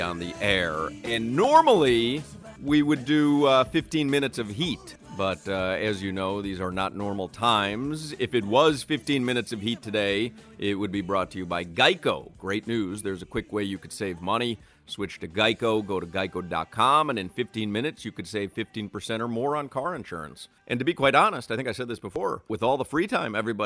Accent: Chicago, Illinois, United States; moved away; growing up in Chicago

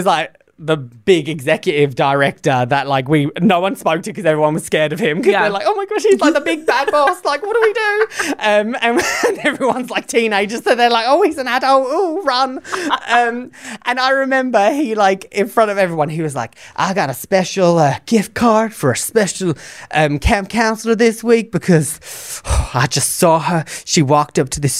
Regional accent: England, United Kingdom; now in United States; I came from England, and during my teacher training, I think I had like, overall, in both the schools I was at, I probably had about 4 students that had IEPs in England.

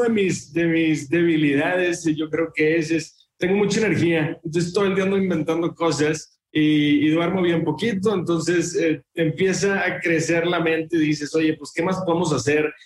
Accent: Monterrey, Nuevo León, Mexico; yo soy de Monterrey

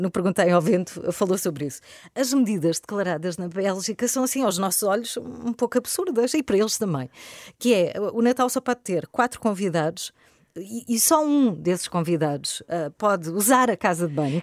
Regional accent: Algarve, Portugal; moved away; eu, que sou do Algarve, que tenho a minha família toda praticamente no Algarve

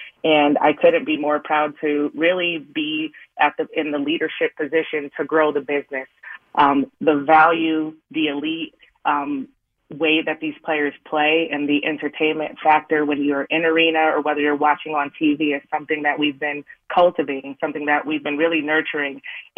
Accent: Connecticut, United States; Yeah, I've been in the Northeast my entire life. I'm originally from Connecticut. I played at Canisius College out in Buffalo, New York

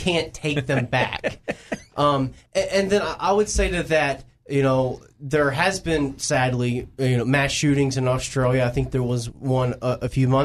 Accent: North Carolina, United States; moved away; I'm originally from North Carolina

